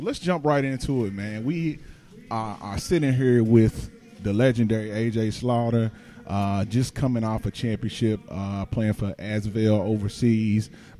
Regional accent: Shelbyville, United States; I'm from Shelbyville. My family's from Shelbyville.

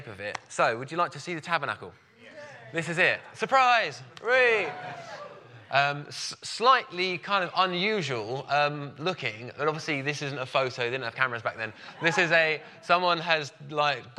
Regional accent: Brighton, South East England, United Kingdom; I'm from Brighton

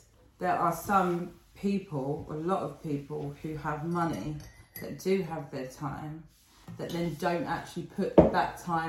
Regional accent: London, United Kingdom; We're from Lewisham.

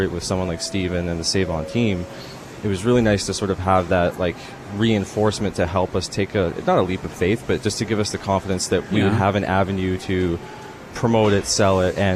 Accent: Ontario, Canada; I'm from Ontario

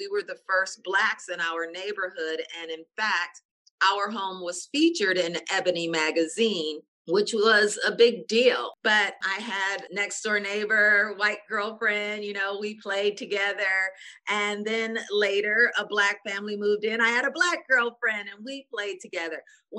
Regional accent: Pontiac, Michigan, United States; also born or lived in Detroit, Michigan; I was born in Detroit, and then we moved to Pontiac, 25, 30 miles out.

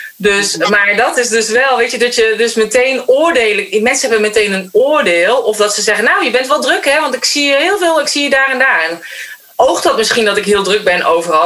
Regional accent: North Brabant, Netherlands; Maar ik ben opgegroeid in Brabant

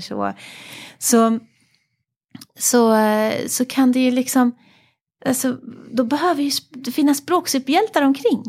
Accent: Paris, Île-de-France, France; jag föddes i Paris mm. och så föddes jag in i en familj med många

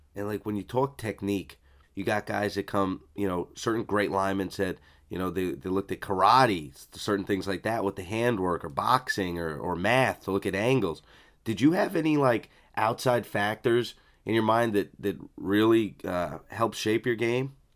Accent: East Coast, United States; I grew up on the East Coast

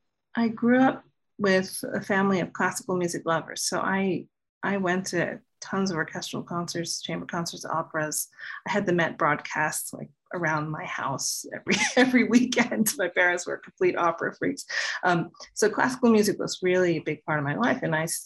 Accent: Miami, Florida, United States; born there; also born or lived in New York, United States; I mean, I was born in Miami, but my whole family's New Yorkers, and I've been going home to New York since I was a teenager. So I'm kind of from both places.

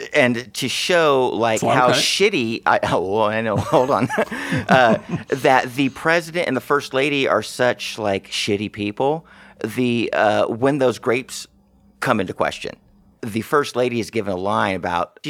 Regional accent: Texas, United States; I'm from Texas

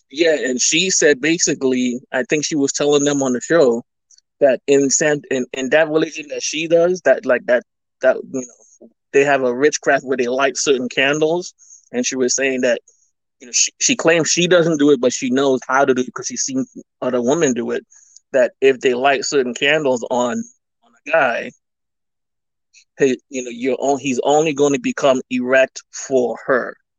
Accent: Trinidad & Tobago; Caribbean, again, I'm from Trinidad

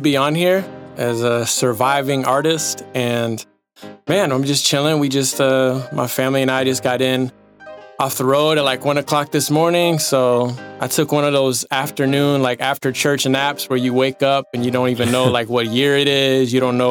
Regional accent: Dallas, Texas, United States; I was raised around Dallas, Texas.

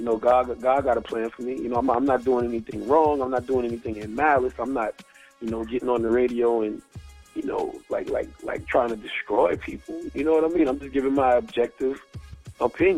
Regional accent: Moncks Corner, South Carolina, United States; moved away; also born or lived in Charleston, South Carolina; growing up in Mount Corner, South Carolina

